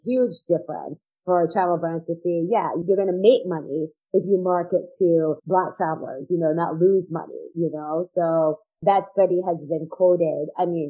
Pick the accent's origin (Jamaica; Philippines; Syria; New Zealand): Jamaica; there's a joke about being Jamaican there, you know, you have like 9 jobs.